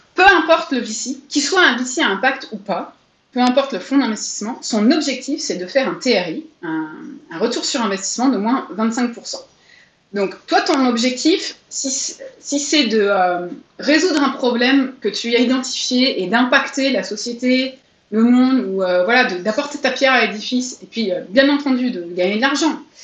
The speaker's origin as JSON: {"language": "French", "country": "France", "said": "je suis française"}